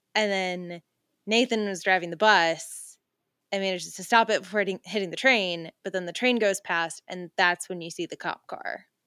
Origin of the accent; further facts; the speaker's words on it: Georgia, United States; my hometown is Georgia